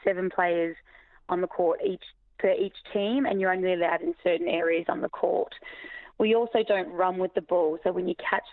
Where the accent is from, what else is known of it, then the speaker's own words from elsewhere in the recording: Australia; moved away as an adult; now in Ireland; I'm originally from Australia. So I grew up playing netball from a young age